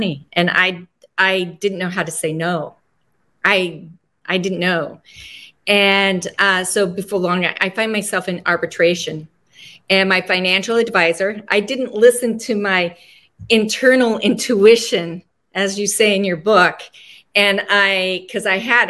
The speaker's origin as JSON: {"language": "English", "town": "Laramie", "region": "Wyoming", "country": "United States", "tie": "born or raised there", "also_born_or_lived": "North Platte, Nebraska"}